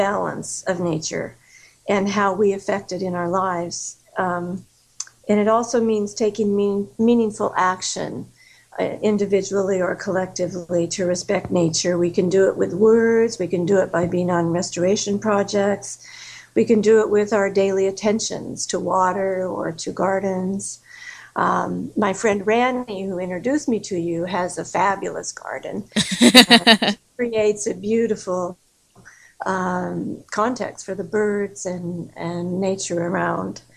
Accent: Denver, Colorado, United States; moved away as an adult; also born or lived in Santa Fe, New Mexico / Quebec City, Canada; I'm originally from Denver, Colorado. But as an adult, I've lived more in Santa Fe, New Mexico, and in Quebec City, Canada.

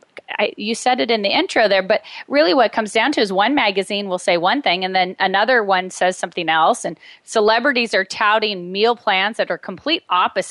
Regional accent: Medford, Oregon, United States; moved away; I moved back to my hometown right before my father was diagnosed with terminal cancer. So I was here to support him

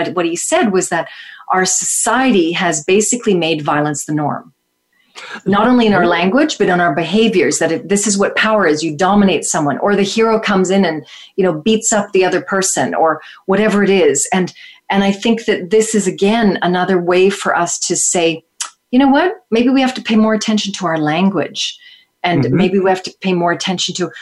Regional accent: Toronto, Ontario, Canada; in my life in Toronto growing up in Canada

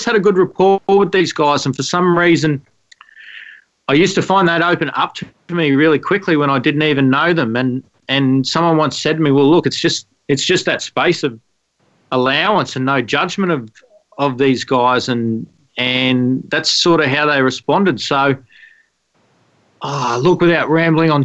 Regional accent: Australia; growing up in Australia, there's the Aussie bloke image, which I definitely was involved with a lot growing up

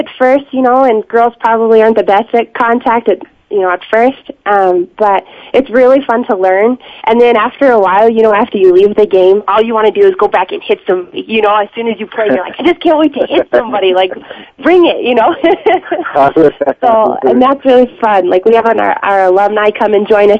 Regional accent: Laramie area, Wyoming, United States; also born or lived in Alaska; I am from Alaska originally, but was kind of brought up in this area

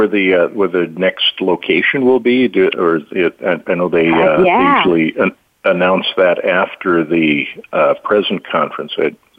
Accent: North Dakota, United States; I'm from North Dakota

